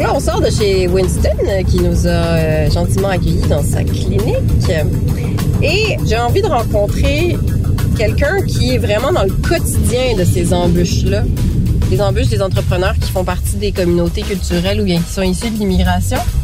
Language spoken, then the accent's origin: French; Montreal, Quebec, Canada; also born or lived in Paris, France; j'ai grandi à Montréal, j'ai aussi grandi un peu à Paris, mais surtout à Montréal